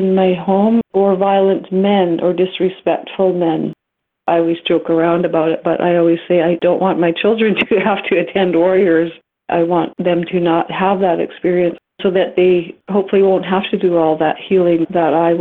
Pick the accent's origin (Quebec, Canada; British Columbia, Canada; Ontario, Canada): British Columbia, Canada; Alert Bay; also born or lived in Kingcome Inlet, BC; I grew up in Alert Bay, a small 3-mile island on the coast that had a residential school